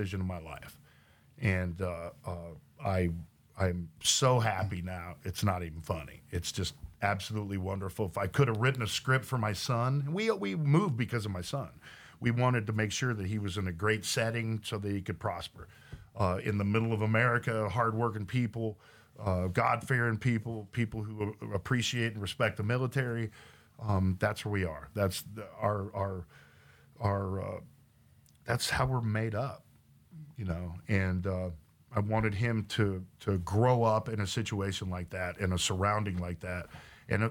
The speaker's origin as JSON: {"language": "English", "region": "Oklahoma", "country": "United States", "tie": "born or raised there", "also_born_or_lived": "Los Angeles / San Diego", "moved": "yes", "lives_now": "Texas, United States", "said": "I grew up in Oklahoma."}